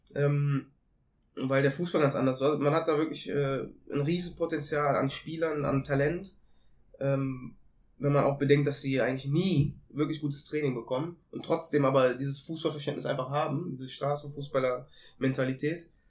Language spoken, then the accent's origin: German; Cologne, North Rhine-Westphalia, Germany; also born or lived in Ethiopia; bin halb Äthiopier, halb Deutscher, geboren in Köln und auch aufgewachsen.